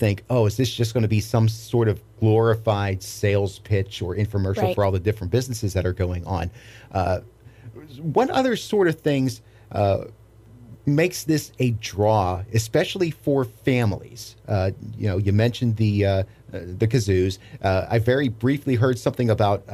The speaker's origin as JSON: {"language": "English", "town": "Pittsburgh", "region": "Pennsylvania", "country": "United States", "tie": "born or raised there", "moved": "yes", "said": "I grew up in Pittsburgh, Pennsylvania, which is known for its fireworks"}